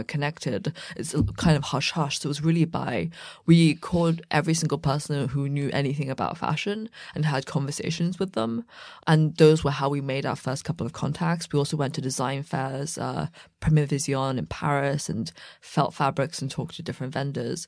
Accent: about an hour west of London, South East England, United Kingdom; also born or lived in Beijing, China; I grew up about an hour west of London, mm. but my parents are from Beijing, mm. and hmm. I was born in Beijing

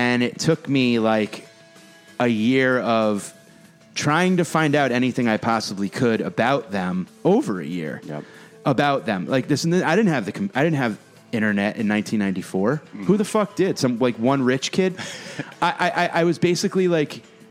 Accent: New Haven, Connecticut, United States; I grew up right outside New Haven, mm-hmm. Connecticut

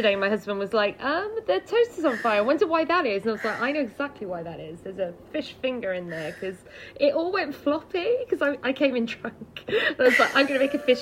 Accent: Cardiff, Wales, United Kingdom; I'm from Cardiff

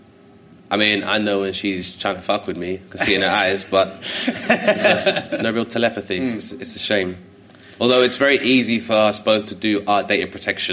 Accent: London, United Kingdom; growing up in Hither Green because it kind of borders Kent as well as Lewisham. So it's in the London Borough of Lewisham

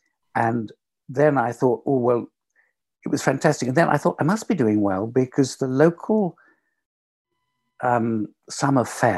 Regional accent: London, United Kingdom; I was born in West London, and my parents ran a little boarding house.

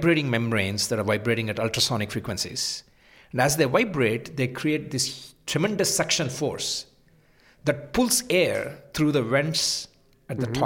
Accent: Hyderabad, Telangana, India; moved away as an adult; also born or lived in San Diego; now in San Jose, United States; I was born in Hyderabad, which is in South India

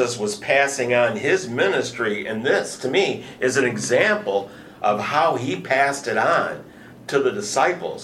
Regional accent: Michigan, United States; now in Houston, United States; I'm from Michigan

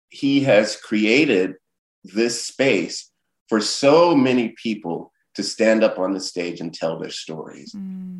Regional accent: Miami, Florida, United States; moved away; growing up in Liberty City, I, as a kid, witnessed civil unrest

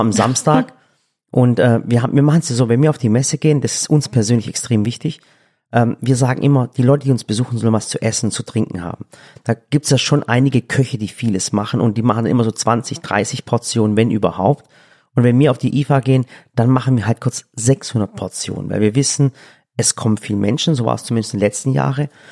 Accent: Swabia, Germany; ich bin Schwabe

